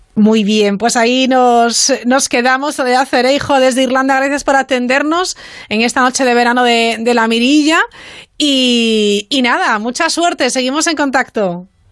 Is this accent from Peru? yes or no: no; Spain; nuestro país, eh, España